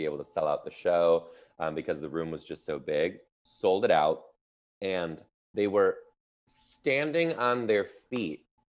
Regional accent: Midwest, United States; now in Seattle, United States; I'm from the Midwest, and now I live in Seattle, the Pacific Northwest.

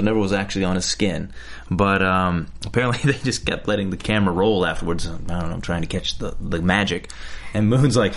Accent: Alabama, United States; moved away as an adult; now in Los Angeles, United States; I'm from Alabama

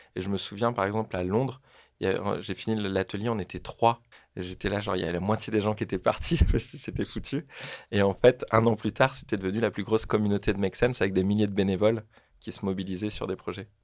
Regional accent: French Polynesia; moved away as an adult; also born or lived in Marseille; je viens de Tahiti, en Polynésie française. C'est une toute petite île en plein milieu du Pacifique.

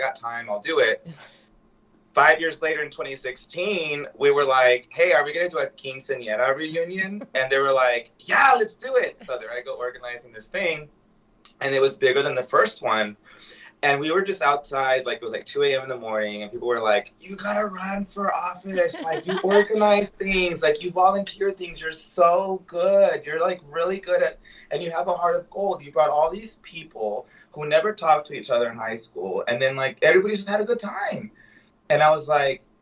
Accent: Del Rio, Texas, United States; moved away; I'm from Del Rio.

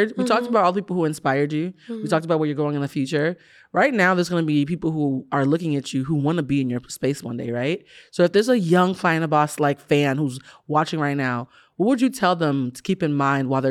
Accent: Boston, Massachusetts, United States; I'm from Boston

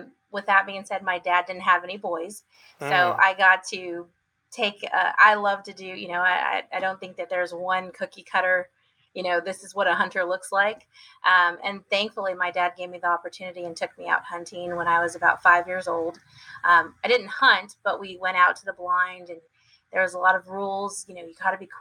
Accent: San Antonio, Texas, United States; also born or lived in Washington State; I was born in San Antonio, born and raised my first 6 years of my life, and then we moved to Washington State for about another 6 years, and then came back to Texas

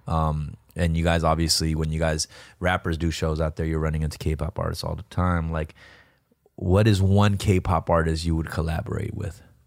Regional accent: Los Angeles, California, United States; we're Korean rappers from Los Angeles

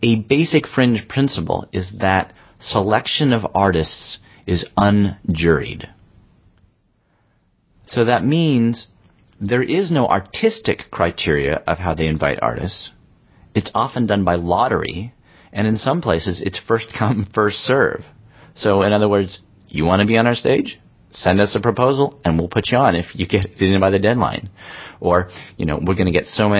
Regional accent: Berkeley, California, United States; my hometown in Berkeley

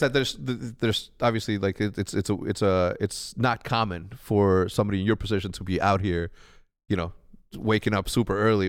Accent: Chicago, Illinois, United States; also born or lived in Wheeling, Illinois; I'm from Chicago, but for some reason, I love eating the cheap shit that we used to eat as a kid

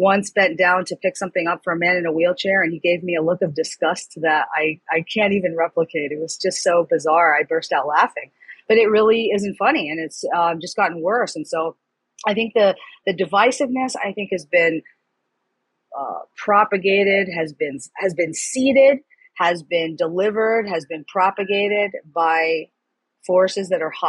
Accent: New York City, New York, United States; moved away; also born or lived in Florida; I was born in New York City. I lived in New York. I lived in Florida.

